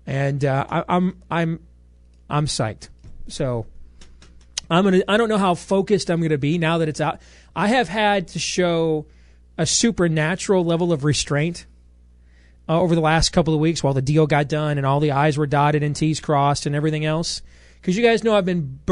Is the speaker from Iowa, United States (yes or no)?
yes; Des Moines, Iowa, United States; I'm a kid from Iowa. You know, I'm still a kid born to a 15-year-old mom at Iowa Lutheran Hospital 43 years ago